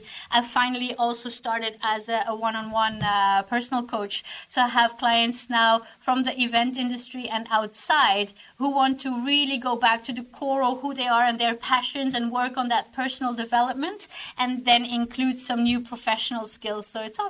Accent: Belgium; now in Norway; I'm originally from Belgium. I've been in Norway for 8 years, but I've lived and worked in 10 countries.

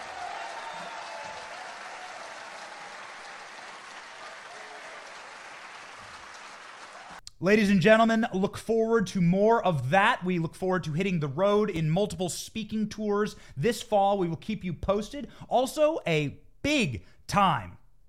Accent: Iowa, United States; moved away; I was raised in Iowa. I went to the University of Iowa. I love the fact that I grew up in the Midwest

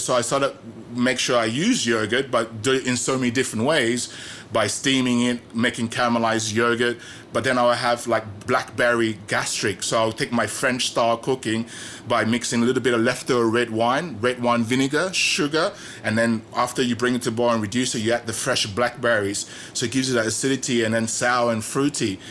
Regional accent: Australia; moved away as an adult; also born or lived in Petaling Jaya, Malaysia; when I was growing up in Australia

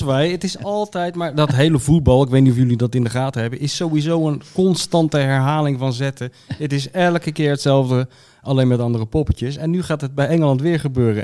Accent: Zoetermeer, South Holland, Netherlands; ik uit Zoetermeer kom

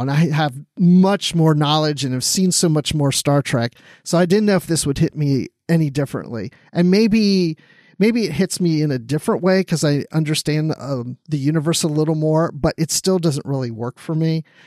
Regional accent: Maryland, United States; I grew up in Maryland

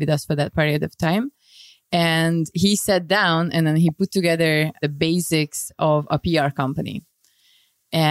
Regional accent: Budapest, Hungary; I was born in Budapest, and actually I was brought up in, until I was 11 years old, I was in the center in the Dodgy area of Budapest

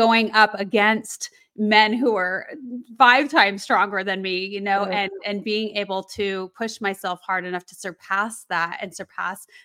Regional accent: Colorado, United States; I grew up in Colorado

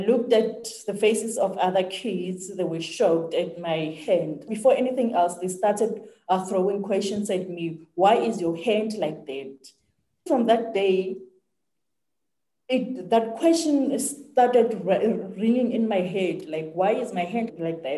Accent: South Africa; I grew up here in South Africa in a very small United village

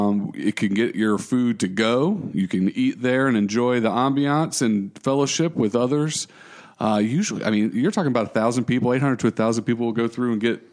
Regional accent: United States; Because I'm American, right. And that's what you do, right?

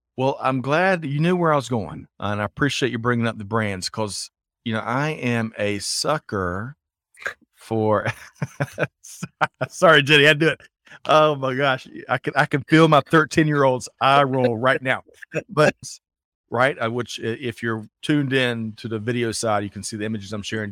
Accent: Aiken, South Carolina, United States; I grew up in Aiken, South Carolina

